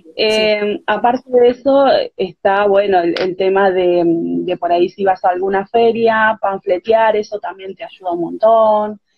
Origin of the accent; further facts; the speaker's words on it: Barranqueras, Chaco, Argentina; now in Buenos Aires Province, Argentina; Nací en el Chaco